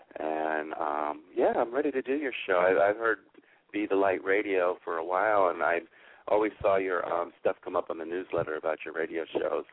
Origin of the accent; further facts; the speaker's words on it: Palm Beach County, South Florida, United States; I'm from South Florida in the Palm Beach County area